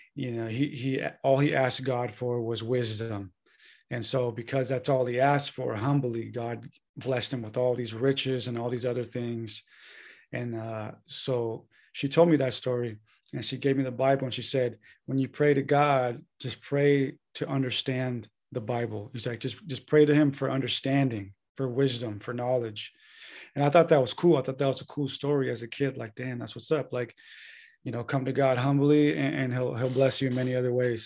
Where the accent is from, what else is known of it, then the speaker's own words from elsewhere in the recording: San Diego, California, United States; moved away as an adult; now in Santa Rosa, United States; I'm originally from North County, San Diego, California. Uh, born and raised there.